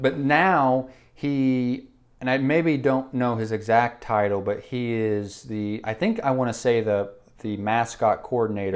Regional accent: Enid, Oklahoma, United States; we grew up in Enid

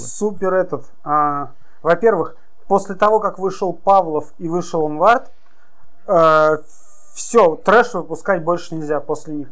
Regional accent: Ufa, Bashkortostan, Russia; now in Yekaterinburg, Russia; Я сам из Уфы, а компания в Екатеринбурге, я постоянно там нахожусь

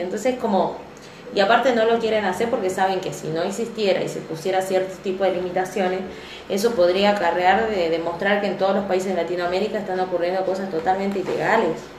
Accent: Argentina; nosotros como argentinos

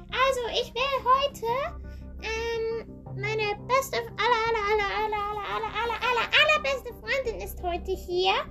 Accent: Thurgau, Switzerland; wir kommen aus der Schweiz, aus Thurgau

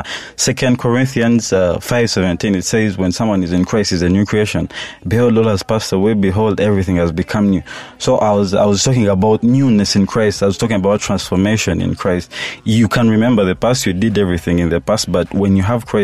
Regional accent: Mbarara, Western Region, Uganda; I'm from Barara. I do Lunyankore on every project I drop.

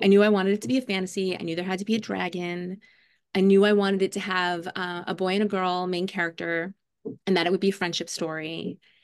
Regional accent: New York City, New York, United States; now in Brooklyn, New York, United States; I grew up in Staten Island, New York

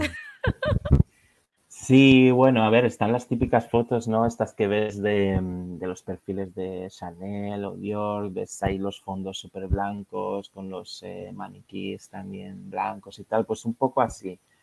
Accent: Madrid, Community of Madrid, Spain; moved away as an adult; now in London, United Kingdom; vivo en Londres, eh, pero originalmente soy de Madrid, de España

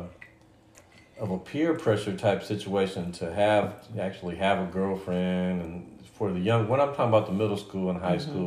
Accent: Southern California, United States; We both around 50 years old right now, and I'm from Southern California.

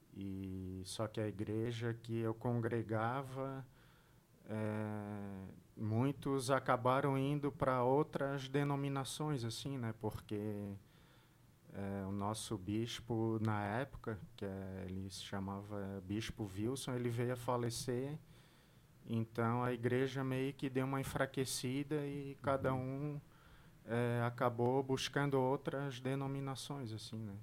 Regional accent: Florianópolis, Santa Catarina, Brazil; a minha família é do Morro do Céu ali, né? Tipo, um morro que fica atrás do Shopping Beira-Mar. E, tipo, é, eu me criei ali, mas fui para outros lugares, para outros bairros, até chegar no bairro do Monte Verde. Lá é onde foi a minha adolescência

